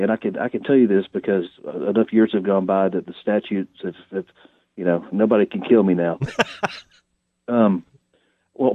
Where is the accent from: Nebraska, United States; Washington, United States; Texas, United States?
Texas, United States; Longview; moved away as an adult; now in Nashville, United States; Porter Howell and I grew up together in East Texas in Longview, went to high school together